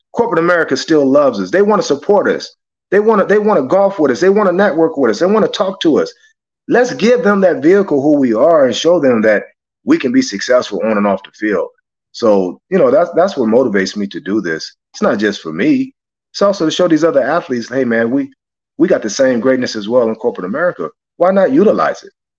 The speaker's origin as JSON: {"language": "English", "town": "Los Angeles", "region": "California", "country": "United States", "tie": "born or raised there", "said": "growing up in South Central"}